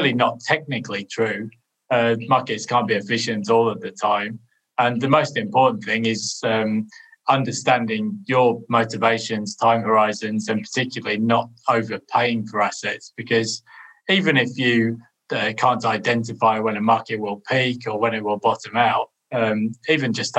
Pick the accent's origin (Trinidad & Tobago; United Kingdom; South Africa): United Kingdom; as a Brit